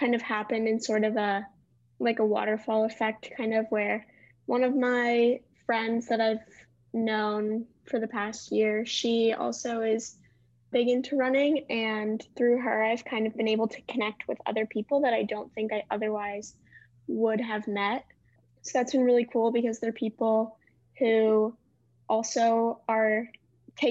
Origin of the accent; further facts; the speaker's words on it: Cleveland, Ohio, United States; moved away as an adult; now in Charlottesville, United States; I'm a second year. I'm from Cleveland, Ohio